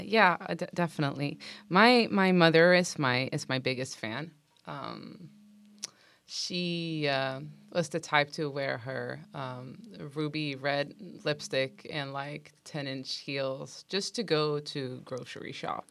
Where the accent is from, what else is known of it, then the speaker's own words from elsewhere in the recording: Sweden; moved away as an adult; also born or lived in Stockholm; now in Los Angeles, United States; I'm from Sweden